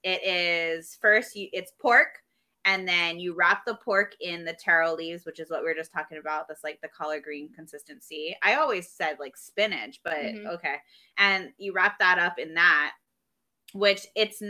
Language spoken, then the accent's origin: English; Hawaii, United States; moved away; I'm from Hawaii